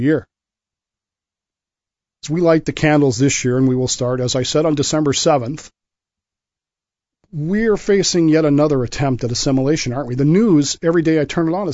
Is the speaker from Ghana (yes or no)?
no; United States; I'm an American